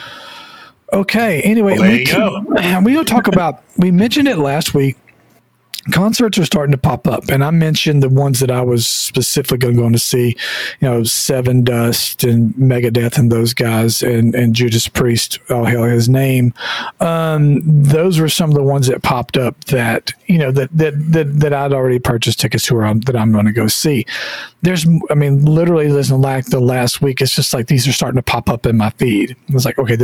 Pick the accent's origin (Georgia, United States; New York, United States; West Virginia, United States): Georgia, United States; I'm from Georgia